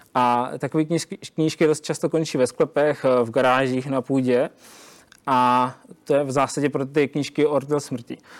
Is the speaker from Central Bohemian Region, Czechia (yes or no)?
no; Zlín, Zlín Region, Czechia; u nás ve Zlíně